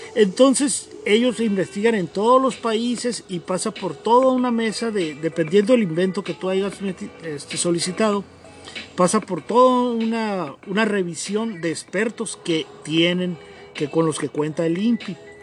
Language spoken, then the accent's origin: Spanish; Mexicali, Baja California, Mexico; yo soy de aquí de Mexicali